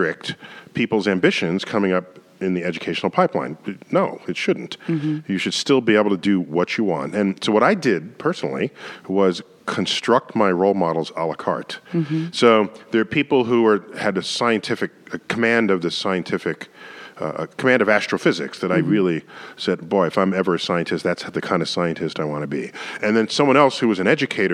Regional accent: New York City, New York, United States; as a boy growing up in the Bronx

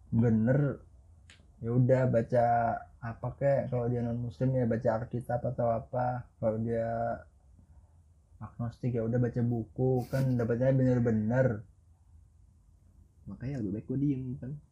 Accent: Java, Indonesia; karena gue orang Jawa cok

